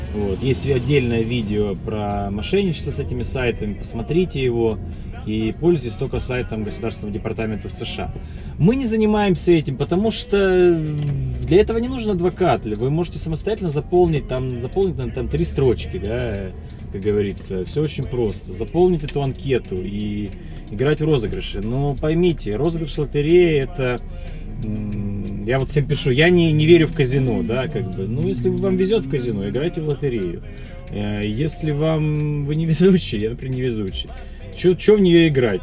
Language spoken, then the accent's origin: Russian; Russia; moved away as an adult; now in United States; в моем родном городе российские